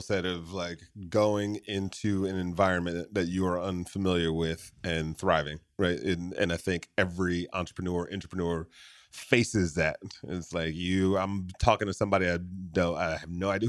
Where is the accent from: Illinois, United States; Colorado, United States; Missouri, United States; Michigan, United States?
Michigan, United States; moved away; I grew up in Michigan